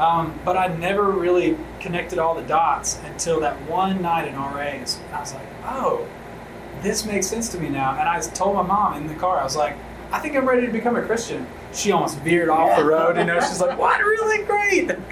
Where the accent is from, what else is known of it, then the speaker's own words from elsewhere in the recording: outside of Memphis, Tennessee, United States; I grew up outside of Memphis, rural community, you know, small church